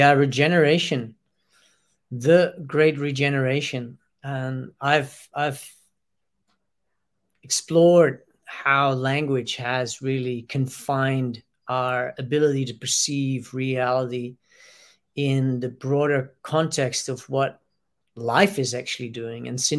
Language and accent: English; Australia; to limit ourselves within being maybe identify with the idea that I am Australian, well, I am human